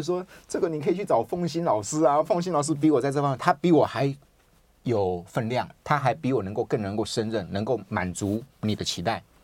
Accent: Taiwan; 我们台湾人就是比较会，比较可能自信心没有那个那么强

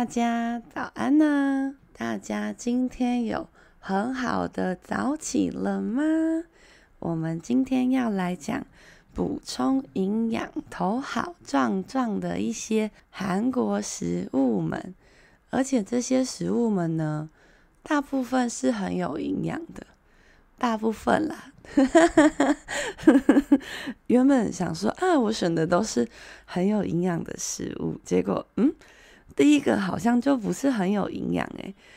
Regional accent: Taiwan; 这个才是我们台湾人平常习惯喝的一口一口的汤

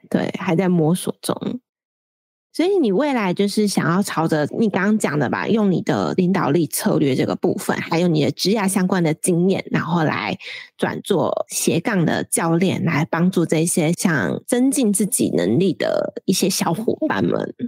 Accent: central Taiwan, Taiwan; moved away as an adult; also born or lived in Taipei; 我要上台北，因为我是中部人

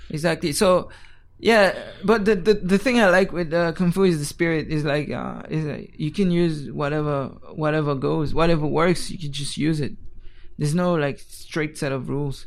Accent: Geneva, Switzerland; moved away as an adult; now in Taiwan; I was born in Geneva, Switzerland

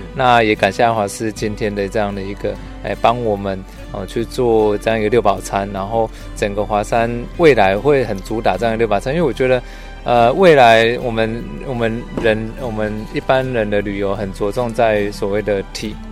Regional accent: Gukeng, Yunlin County, Taiwan; 我们从小在这边生活长大

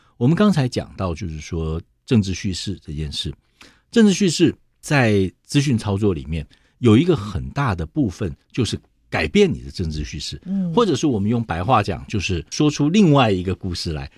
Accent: Taiwan; 作为一个台湾人

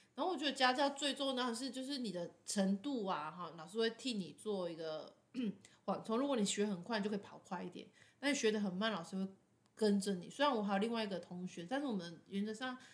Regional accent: Taiwan; 我们台湾人

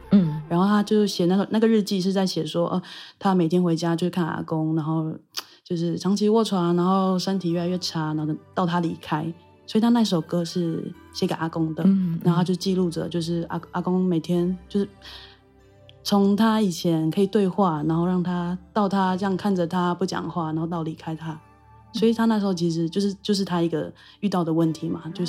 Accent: Taitung County, Taiwan; 我是台东人。

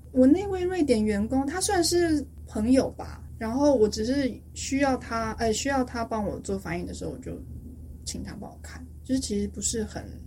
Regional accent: Taipei, Taiwan; first language Chinese; moved away as an adult; also born or lived in United States / United Kingdom; now in Stockholm, Sweden; 我台北人，小时候就在台北长大

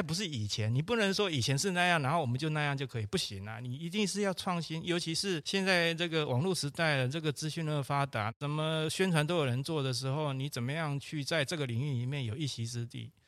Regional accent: Yingge, New Taipei, Taiwan; 其实我在莺歌陶博馆的文化路一百三十六巷，就隔壁而已，这边一个巷子里面出生

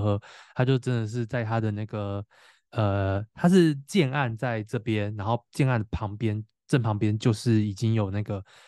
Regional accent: Tainan, Taiwan; 我是台南人嘛

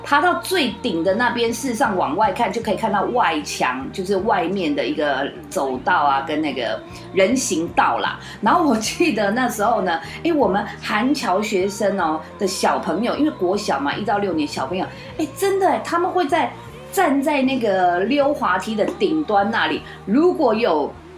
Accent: Taiwan; 我是已经八岁了，所以我倒是真的有经历过在学校不可以讲台语的这个阶段

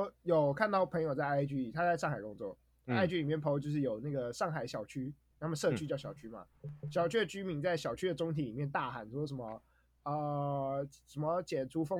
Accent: Taiwan; 这个我土生土长台湾人

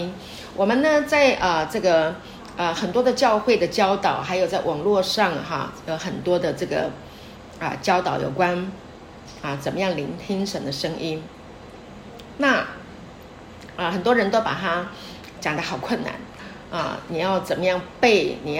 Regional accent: China; 我们中国人很多都喜欢用这个啊，用很很严厉的管教的方式啊来啊管教孩子

